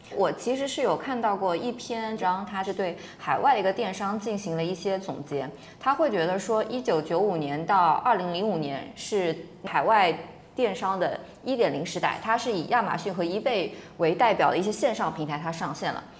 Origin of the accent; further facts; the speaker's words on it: China; 我们中国人